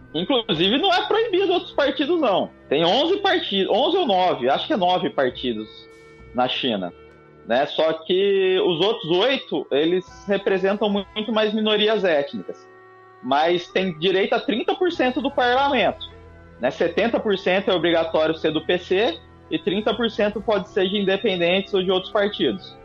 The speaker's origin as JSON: {"language": "Portuguese", "region": "Rio de Janeiro", "country": "Brazil", "said": "morador do Rio de Janeiro"}